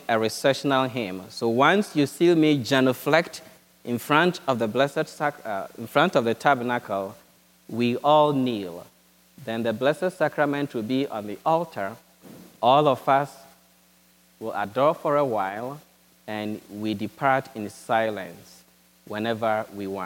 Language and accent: English; Ghana; moved away as an adult; now in United States; my diocese back in Ghana.